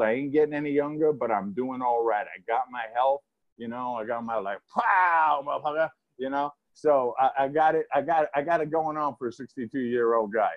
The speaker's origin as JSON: {"language": "English", "town": "Rutherford", "region": "New Jersey", "country": "United States", "tie": "born or raised there", "also_born_or_lived": "Massapequa, Long Island, New York", "lives_now": "Garfield, United States", "said": "so I was born in Massapequa, Long Island and at five years old, in kindergarten, we moved to Rutherford, New Jersey"}